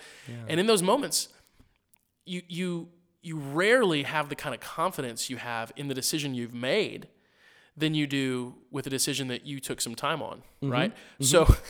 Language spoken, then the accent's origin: English; Missouri, United States; I grew up in Missouri and sweet tea was like